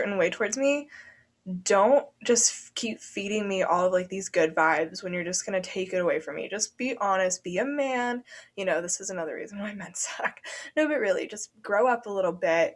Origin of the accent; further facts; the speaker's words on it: Ohio, United States; moved away; my hometown in Ohio